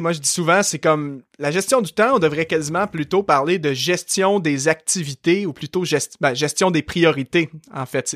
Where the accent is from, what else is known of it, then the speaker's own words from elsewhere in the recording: Saint-Hyacinthe, Quebec, Canada; accent: Québécois; also born or lived in Montreal region; now in Montreal, Canada; je suis québécois. Euh, aujourd'hui, j'habite dans la région de Montréal, mais à la base, moi, je suis né en campagne et d'une région où est-ce que justement les gens au Québec ont un très fort accent. La, ville de Saint-Hyacinthe